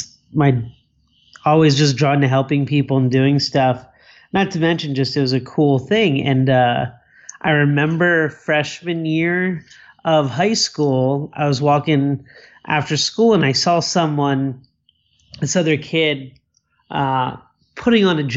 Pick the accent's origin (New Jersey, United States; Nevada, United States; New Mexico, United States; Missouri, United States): New Jersey, United States; Cherry Hill; now in Bonita Springs, United States; I was born in South Jersey, right outside of Philadelphia, in a town called Cherry Hill in New Jersey